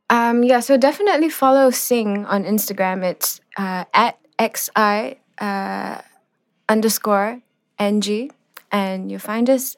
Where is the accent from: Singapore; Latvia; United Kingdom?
Singapore; growing up in Singapore, you were taught to look westwards